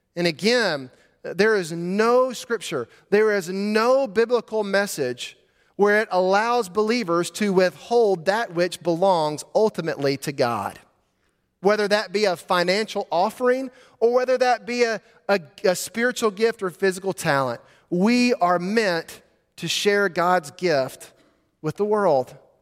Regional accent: Montgomery, Alabama, United States; Growing up in Montgomery, Alabama, I would drive to school every day on Vaughn Road

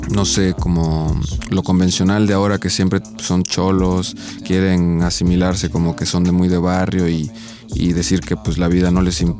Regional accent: Ixtepec, Oaxaca, Mexico; moved away as an adult; also born or lived in Xalapa, Veracruz; Soy originario de Ixtepec, Oaxaca. Soy, me considero viniza. Viniza es gente que viene de las nubes en, zapoteco. Somos este, pues, originarios de ahí, del istmo de Tehuantepec.

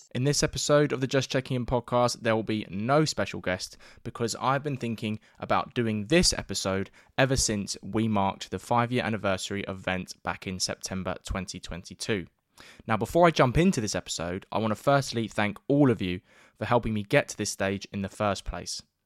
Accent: London, United Kingdom; my hometown of North East London

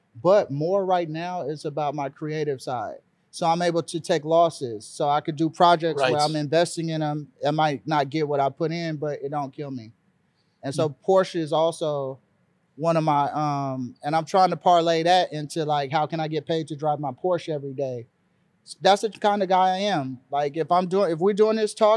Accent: Los Angeles, California, United States; I was raised in South Central LA.

